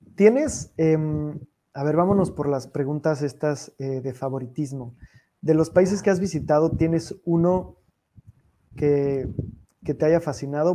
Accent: Mexico City, Mexico; now in Paris, France; soy, de, Ciudad de México

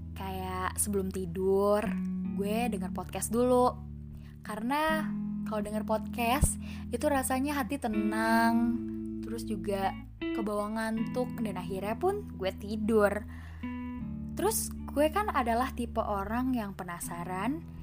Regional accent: Jakarta, Indonesia; moved away as an adult; now in Padang, Indonesia; Gue lahir di Jakarta 12 Agustus 2001

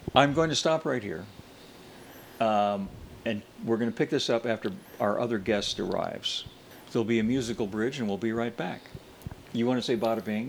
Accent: Arizona, United States; also born or lived in Indiana; I was born in Indiana, and I ended up in Arizona as a kid

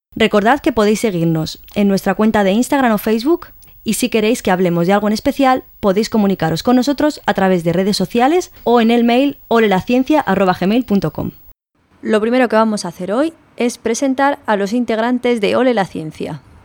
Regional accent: Madrid, Community of Madrid, Spain; soy de Madrid y tengo 29 años

